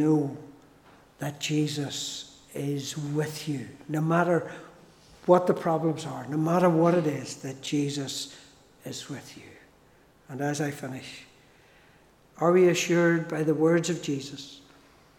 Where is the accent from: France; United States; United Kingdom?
United Kingdom; Newry, Northern Ireland; also born or lived in Fermanagh; My wife Grace is from Kilray in County Derry, and I'm from Newry.